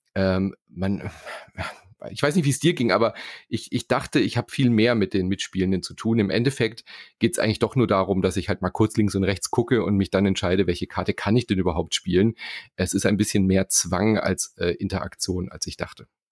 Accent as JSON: {"language": "German", "country": "Germany", "said": "hier bei uns in Deutschland"}